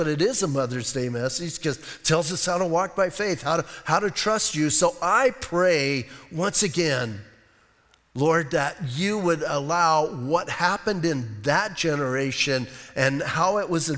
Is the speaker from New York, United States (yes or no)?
no; Bisbee, Arizona, United States; I'm from Bisbee.